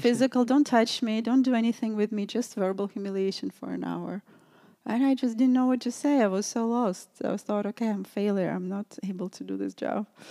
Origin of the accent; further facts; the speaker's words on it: Russia; moved away; also born or lived in New York City; growing up in Russia, it was a lot of repression there